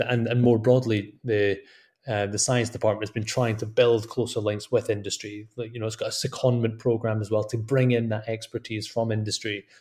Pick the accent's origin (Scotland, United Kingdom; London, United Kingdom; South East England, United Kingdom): Scotland, United Kingdom; my home country of Scotland